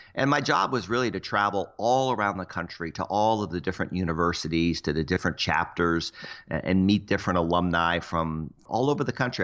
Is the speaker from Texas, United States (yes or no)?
no; Cocoa Beach, Florida, United States; moved away; also born or lived in Seattle; I grew up in Cocoa Beach